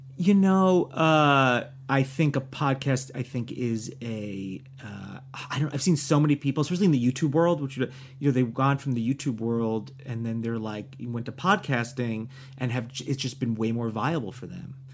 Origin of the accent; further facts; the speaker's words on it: New Jersey, United States; moved away; also born or lived in New York; I'm from New Jersey